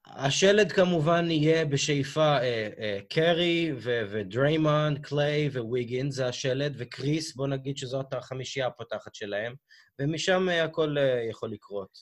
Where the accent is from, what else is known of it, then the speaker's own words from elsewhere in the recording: United States; אני כאמריקאי